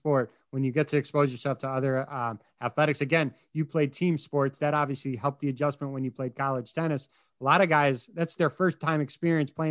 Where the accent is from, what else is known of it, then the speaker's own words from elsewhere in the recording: Chicago, Illinois, United States; I'm from Chicago